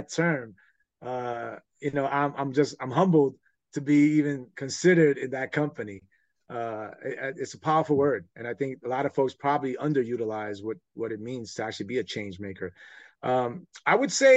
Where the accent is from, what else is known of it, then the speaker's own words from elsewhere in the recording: New York City, New York, United States; growing up in New York